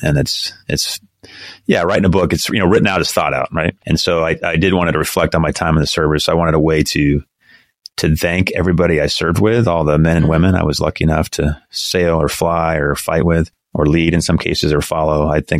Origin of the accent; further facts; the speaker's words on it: Las Vegas, Nevada, United States; born there; I think I was born in Las Vegas on Nellis Air Force Base.